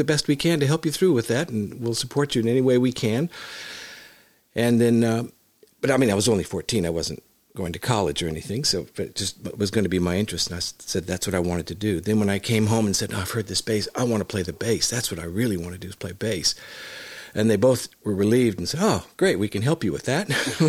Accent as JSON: {"language": "English", "town": "Hollywood", "region": "California", "country": "United States", "tie": "born or raised there", "said": "I was born in Hollywood. My mother was a professional dancer, as my grandmother was too. And my father was a professional drummer. And I was born there and raised there and started playing music at a young age."}